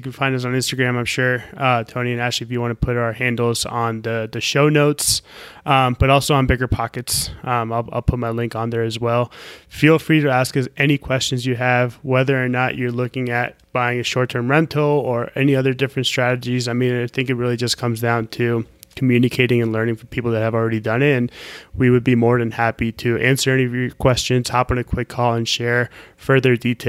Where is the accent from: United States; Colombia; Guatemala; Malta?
Colombia; I see ourselves having properties all over the country, in Florida, possibly even in Colombia, my home country